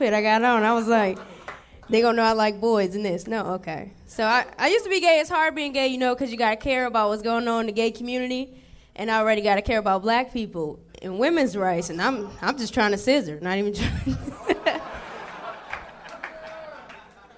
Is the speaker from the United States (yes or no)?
yes; Cleveland, Ohio, United States; moved away as an adult; now in Los Angeles, United States; I'm from Cleveland